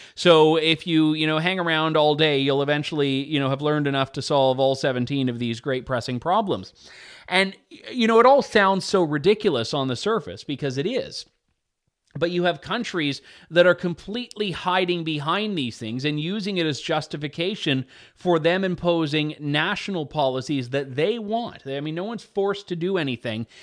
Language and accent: English; Canada; as the Canadian